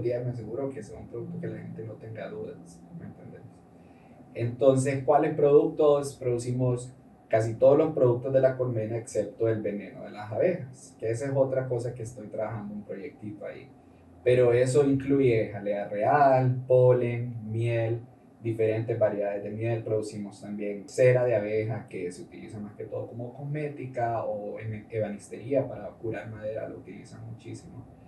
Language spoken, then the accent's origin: Spanish; Honduras; also born or lived in Costa Rica; Soy hondureño